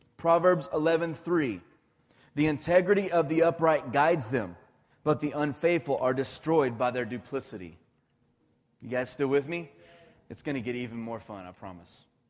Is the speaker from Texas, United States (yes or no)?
yes; Irving, Texas, United States; I grew up in Irving my whole life